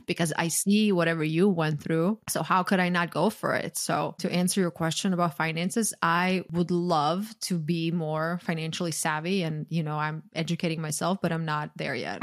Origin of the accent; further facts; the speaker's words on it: Croatia; now in United States; growing up in Croatia